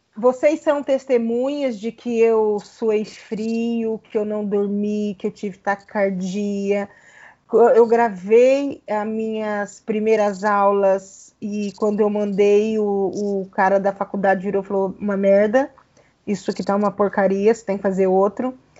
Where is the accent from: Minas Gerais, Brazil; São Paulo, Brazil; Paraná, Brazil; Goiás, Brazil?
Paraná, Brazil; Eu sou paranaense